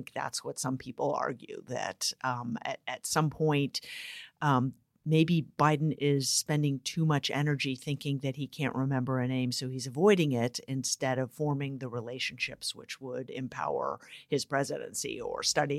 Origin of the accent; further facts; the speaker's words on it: San Francisco, California, United States; I am from San Francisco.